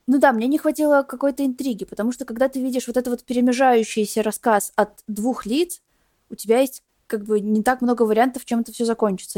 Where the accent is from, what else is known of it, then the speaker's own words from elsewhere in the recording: Belarus; моей страны